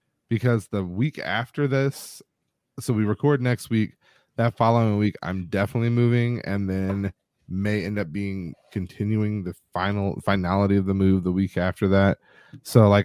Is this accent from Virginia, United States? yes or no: yes; Newport News, Virginia, United States; I was from Newport News